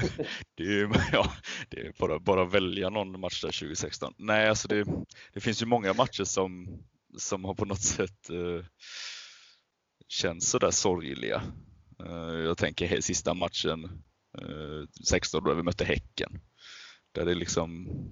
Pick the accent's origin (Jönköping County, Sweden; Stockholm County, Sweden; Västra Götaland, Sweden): Västra Götaland, Sweden; Alingsås; jag är född och uppvuxen i eh, Alingsås